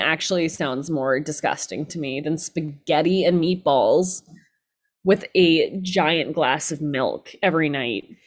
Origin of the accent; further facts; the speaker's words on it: Georgia, United States; I'm from Georgia